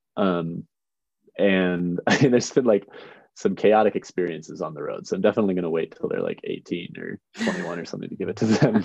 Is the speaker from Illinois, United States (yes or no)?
yes; Chicago, Illinois, United States; now in Missoula, United States; I'm from the suburbs outside Chicago, Illinois